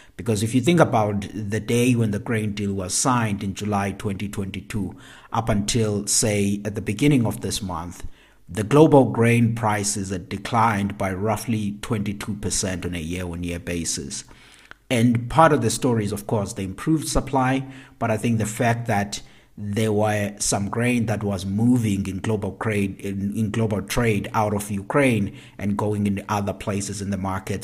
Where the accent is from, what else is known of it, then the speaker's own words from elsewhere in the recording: South Africa; my home country, South Africa